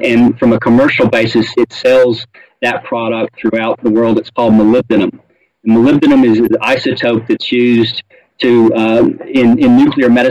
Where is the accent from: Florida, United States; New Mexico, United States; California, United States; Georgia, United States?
Georgia, United States; Tennessee Valley in northwest; moved away as an adult; now in Australia; I grew up in the Tennessee Valley in northwest Georgia, where we had nuclear reactors on these pristine, beautiful lakes